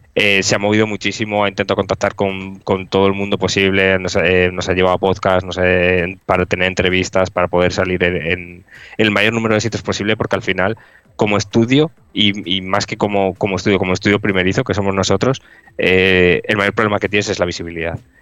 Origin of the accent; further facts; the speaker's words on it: Cantabria, Spain; yo, por ejemplo, soy de Cantabria